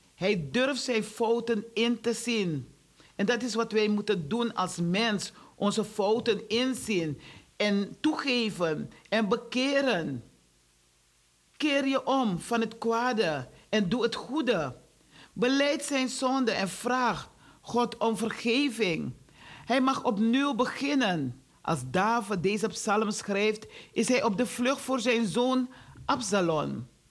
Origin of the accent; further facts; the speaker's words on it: Suriname; now in Netherlands; ik woon wel in, Surina in eh, Nederland. Ik, ik blijf in Nederland, zeg ik. Ik woon in Suriname, want daar is mijn huis. Daar is mijn geboorteland.